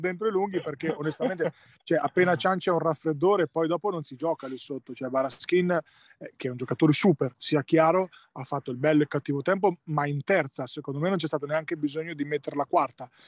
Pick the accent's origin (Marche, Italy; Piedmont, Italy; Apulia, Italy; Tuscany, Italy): Marche, Italy; Ancona; essendo anconetano